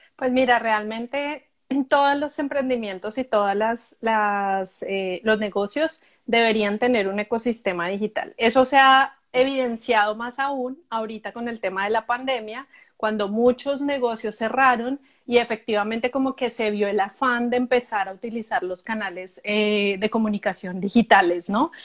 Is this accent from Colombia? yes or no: yes; Colombia; moved away as an adult; now in Canada; yo soy colombiana, eh, vivo en Canadá hace más o menos ocho años.